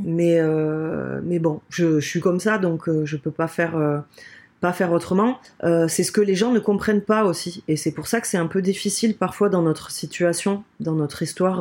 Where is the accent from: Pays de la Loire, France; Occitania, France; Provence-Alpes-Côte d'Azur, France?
Occitania, France; Toulouse; accent: accent chantant du Sud; moved away as an adult; now in Bayonne, France; Moi, je suis originaire de Toulouse euh, ben, depuis toujours.